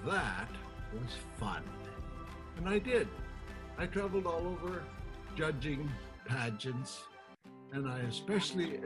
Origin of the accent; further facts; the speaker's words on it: Yakutat, Alaska, United States; moved away as an adult; also born or lived in Washington State; now in Washington, United States; I came from a teeny little village, 250 people in Yakutat, Alaska.